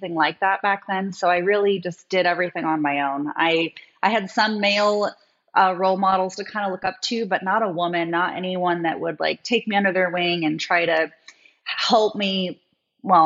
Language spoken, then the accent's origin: English; Oregon, United States; moved away as an adult; also born or lived in Maui, Hawaii; I'm actually from Oregon